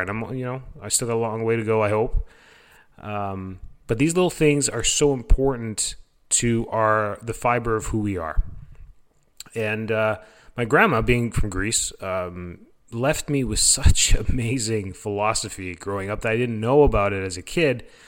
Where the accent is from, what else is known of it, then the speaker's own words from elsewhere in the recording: Canada; moved away as an adult; now in Florida, United States; am originally from Canada